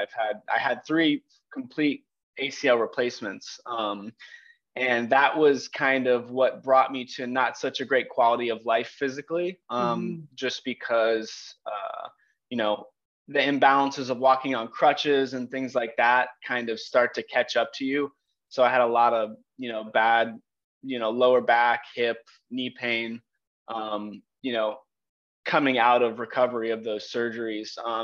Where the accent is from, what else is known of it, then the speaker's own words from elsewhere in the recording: Palm Beach County, Florida, United States; I grew up in Palm Beach County, fourth generation, actually on my mom's side.